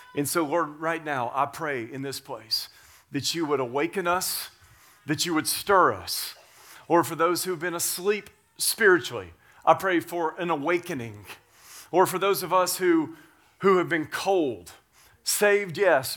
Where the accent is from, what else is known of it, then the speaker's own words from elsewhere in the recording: Tennessee, United States; I grew up in Tennessee, and I grew up working on a farm